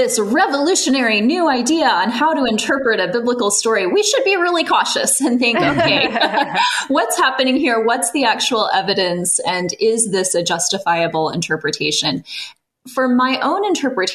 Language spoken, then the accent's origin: English; central Illinois, United States; now in California, United States; I grew up actually in Illinois. My dad's a farmer in central Illinois. I grew up among the fields of corn and soybeans, but eventually landed here in California